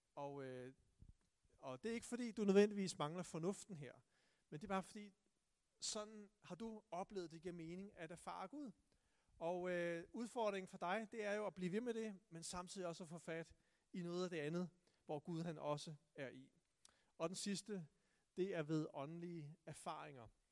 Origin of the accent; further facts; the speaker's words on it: Tune, Zealand, Denmark; jeg voksede op i Tune